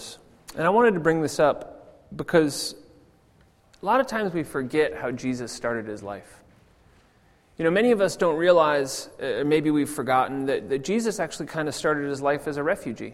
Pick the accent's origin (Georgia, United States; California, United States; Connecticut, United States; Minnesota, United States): California, United States; also born or lived in Denver; now in Zurich, Switzerland; I was born in California